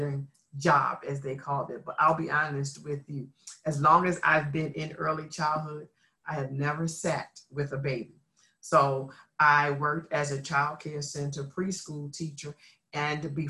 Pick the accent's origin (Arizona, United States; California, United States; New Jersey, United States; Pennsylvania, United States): Pennsylvania, United States; Philadelphia; I am a native Philadelphia, Pennsylvania girl. I am from the area known as North Philly